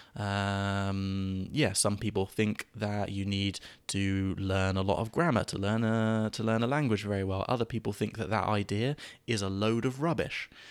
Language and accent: English; England, United Kingdom; an English person